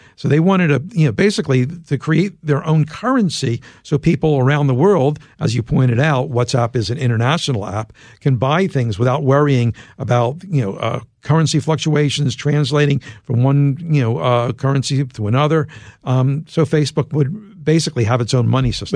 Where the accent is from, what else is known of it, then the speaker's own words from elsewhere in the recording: Philadelphia, Pennsylvania, United States; I'm from Philadelphia